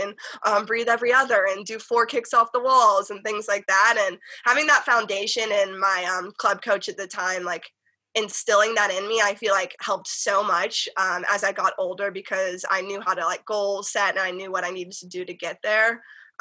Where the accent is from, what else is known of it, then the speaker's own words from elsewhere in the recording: North Carolina, United States; now in California, United States; I'm a Southern girl. Like, I grew up in the South